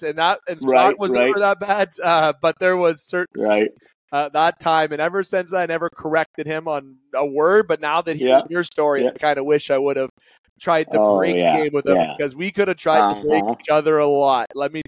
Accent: Canada; I'm a Canadian, so I'm not going to get into the money side of things

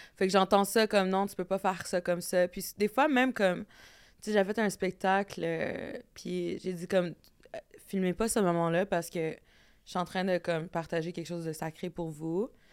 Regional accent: Red Sucker Lake, Manitoba, Canada; je viens de Red Sucker Lake.

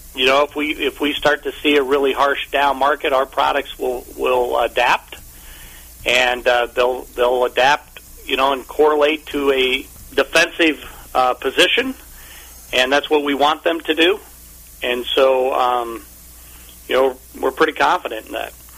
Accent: Omaha, Nebraska, United States; I grew up in Omaha, Nebraska

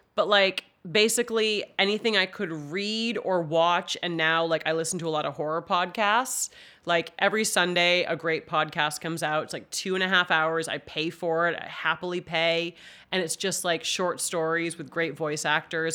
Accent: Bangor, Maine, United States; I grew up in Bangor, about a block from Stephen King.

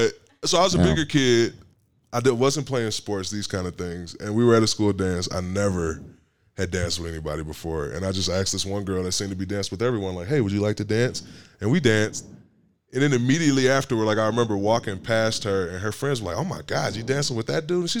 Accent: Detroit, Michigan, United States; now in Austin, United States; I'm from Detroit, Michigan

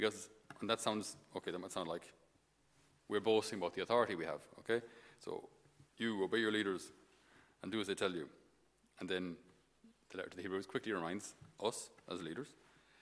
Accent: Tipperary, Munster, Ireland; accent: Irish; I'm from Tipperary, we don't have too many sheep around Tip

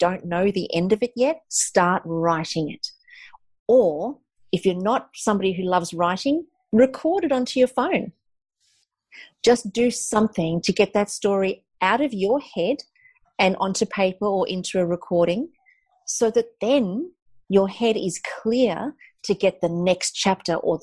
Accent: South Africa; I'm South African, and when I grew up in South Africa, it was very much in a time, the time of apartheid

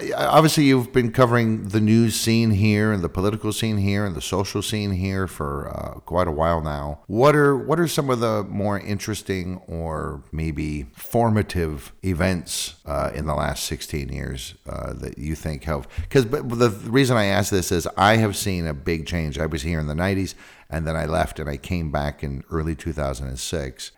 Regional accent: San Francisco, California, United States; now in Prague, Czech Republic; I'm from San Francisco, California

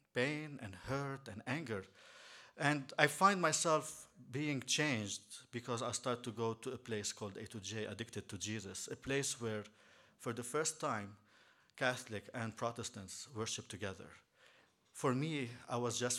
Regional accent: Beirut, Beirut Governorate, Lebanon; moved away as an adult; also born or lived in Shankill Road, Belfast; I'm here from Lebanon

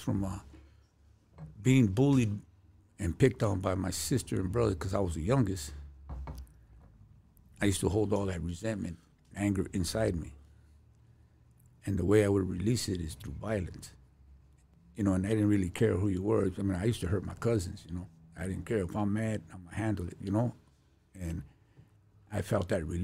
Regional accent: Los Angeles, California, United States; I'm from Lincoln Heights

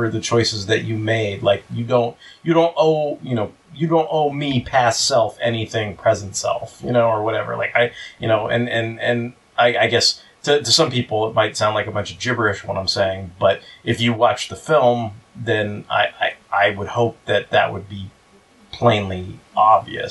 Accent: United States; I'm an American

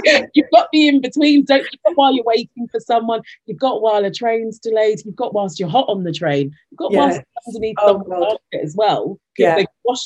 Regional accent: London, United Kingdom; moved away as an adult; having had the tube be such a major part of my life growing up in London

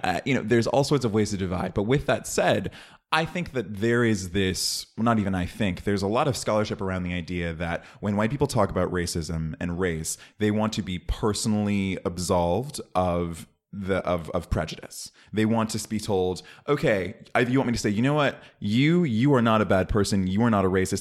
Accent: Oakland, California, United States; I'm from Oakland

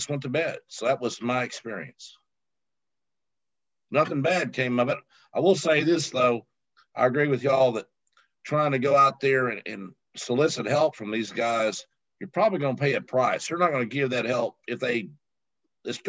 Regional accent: Arkansas, United States; I grew up in Arkansas

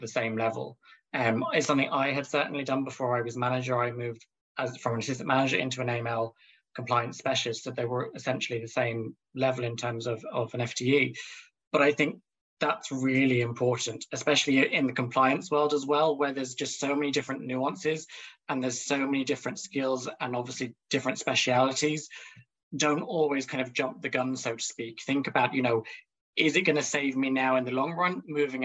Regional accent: Ireland; we as Irish people

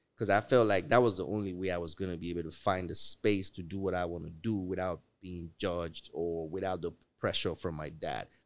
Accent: Lagos, Nigeria; now in United States; I'm grateful to have been born in Africa.

